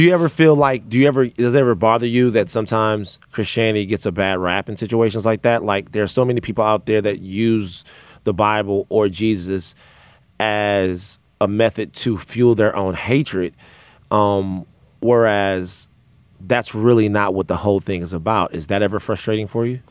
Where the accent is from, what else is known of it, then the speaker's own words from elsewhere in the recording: the South, United States; now in Los Angeles, United States; I am from the South